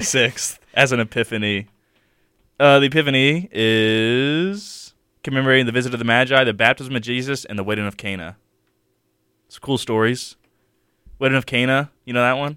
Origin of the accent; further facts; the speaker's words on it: Mobile, Alabama, United States; I'm from Mobile.